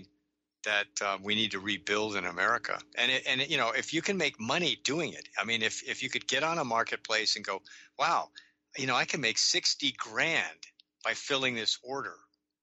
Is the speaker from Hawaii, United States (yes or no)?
yes; Hawaii, United States; moved away; I grew up in Hawaii and, at least my later teen years